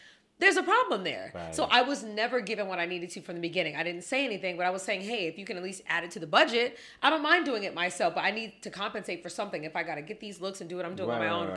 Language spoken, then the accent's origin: English; the Valley, California, United States; I'm born and raised in the Valley. My mom was born here